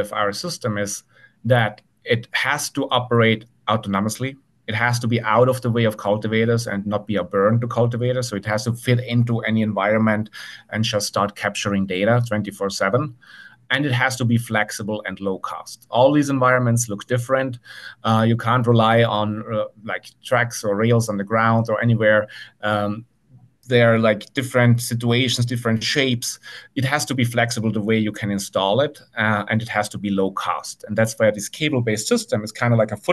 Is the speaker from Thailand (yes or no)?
no; Italy; moved away as an adult; now in Santa Cruz, United States; I grew up in the Italian countryside and spent my summers on my auntie's farm.